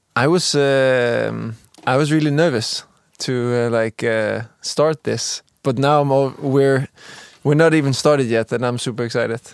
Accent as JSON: {"language": "English", "town": "Copenhagen", "region": "Capital Region of Denmark", "country": "Denmark", "moved": "as an adult", "lives_now": "Stockholm, Sweden", "said": "I'm from Denmark, uh, from Copenhagen, currently living here in, uh, working here in Stockholm, Sweden"}